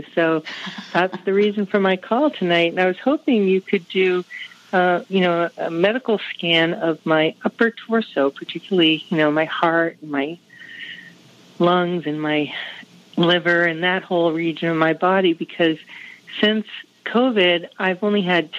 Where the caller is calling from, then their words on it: Maine, United States; I'm calling you from Maine